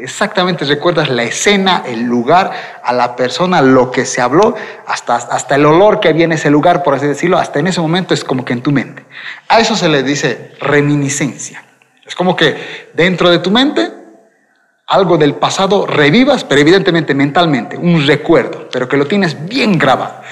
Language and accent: Spanish; Quillacollo, Cochabamba, Bolivia; also born or lived in Vinto; Yo nací en Quillacollo, es decir, aquí, o sea que vivo en Cochabamba, pero vivía en Vinto